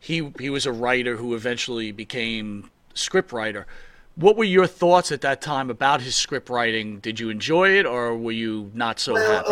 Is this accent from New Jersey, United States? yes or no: no; Long Island, New York, United States; we've grown up on Long Island.